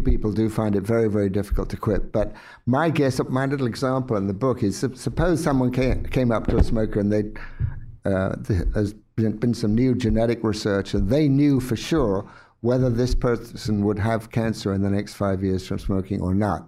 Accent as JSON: {"language": "English", "region": "England", "country": "United Kingdom", "tie": "born or raised there", "said": "when I grew up in England in a relatively poor environment"}